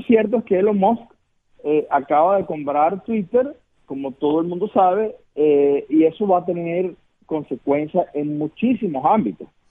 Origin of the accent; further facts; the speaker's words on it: Venezuela; moved away; yo vengo de Venezuela